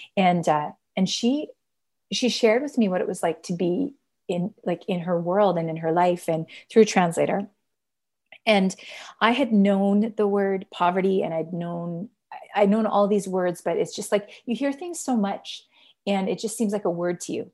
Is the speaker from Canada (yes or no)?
yes; Canada; I am Canadian